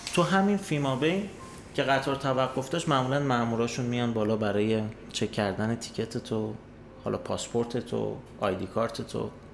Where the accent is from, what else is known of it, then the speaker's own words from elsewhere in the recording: Iran; moved away as an adult; now in Austria; من از ایران میام